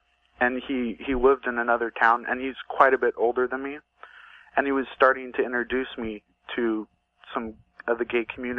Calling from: Oregon, United States

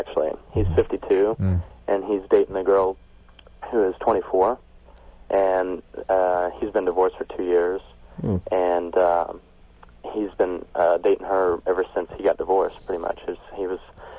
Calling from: Champaign, Illinois, United States; I'm calling from Illinois.

